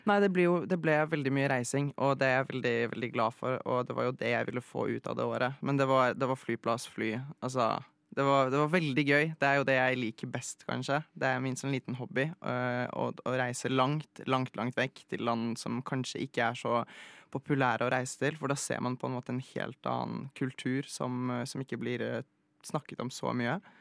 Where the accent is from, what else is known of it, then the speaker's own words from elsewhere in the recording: Oslo, Norway; also born or lived in Poland; Jeg ble født i Polen, mm. Eh, og så flyttet jeg hit, eller til, til Norge, da jeg var uh, ca. tre-fire år gammel. og så har jeg egentlig bare vokst opp i Oslo.